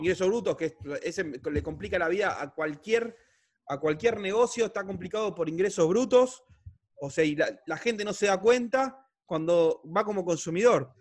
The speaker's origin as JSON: {"language": "Spanish", "country": "Argentina", "said": "soy argentino"}